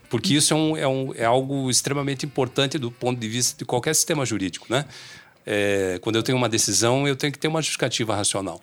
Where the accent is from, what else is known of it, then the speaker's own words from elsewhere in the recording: Brazil; O nosso mundo da vida enquanto brasileiro